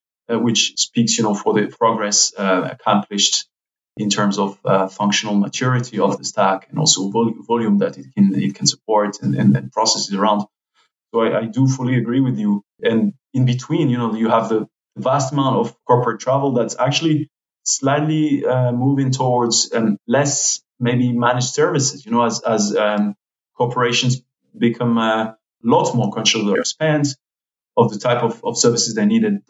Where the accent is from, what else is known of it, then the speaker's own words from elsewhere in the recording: France; now in Switzerland; my home country, France